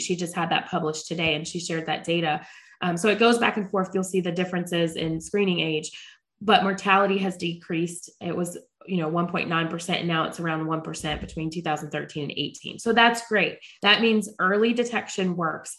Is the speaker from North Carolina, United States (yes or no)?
yes; Charlotte, North Carolina, United States; I am born and raised in Charlotte, North Carolina